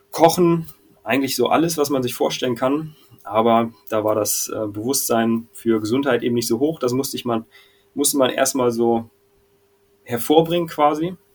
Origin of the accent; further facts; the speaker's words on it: Hanover, Lower Saxony, Germany; Aus Hildesheim, aber ich komme ursprünglich aus Hannover und da kommt auch dieser Kumpel her.